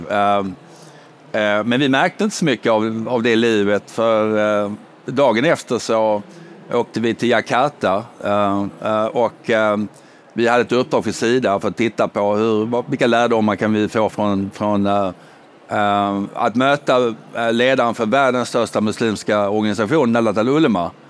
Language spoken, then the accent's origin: Swedish; United Kingdom; now in Sweden; jag kommer dock från Storbritannien där man lindar in mycket.